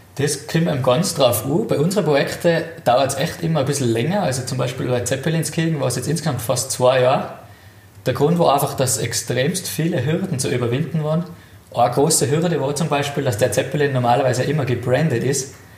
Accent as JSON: {"language": "German", "town": "Itter", "region": "Tyrol", "country": "Austria", "tie": "born or raised there", "said": "aufgewachsen in Tirol, in den Bergen."}